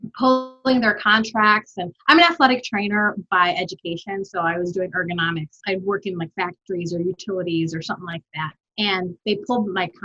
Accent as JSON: {"language": "English", "town": "Chicago", "region": "Illinois", "country": "United States", "tie": "born or raised there", "said": "I grew up in Chicago here. When I moved to the States when I was 5"}